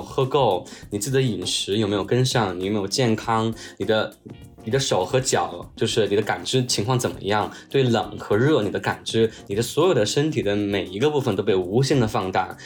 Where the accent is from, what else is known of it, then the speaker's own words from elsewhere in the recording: Chongqing, China; moved away; 我其实是从池，山城从青长大的